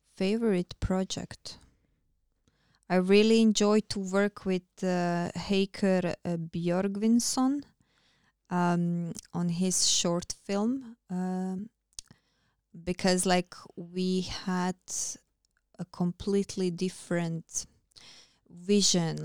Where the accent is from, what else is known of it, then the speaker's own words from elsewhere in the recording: Croatia; English is a second language; moved away as an adult; now in Iceland; I am still close to my hometown, to my country